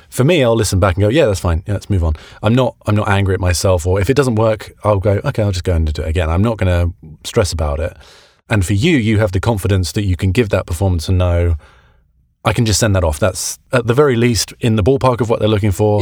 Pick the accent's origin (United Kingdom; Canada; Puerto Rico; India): United Kingdom; now in United States; being a British guy in America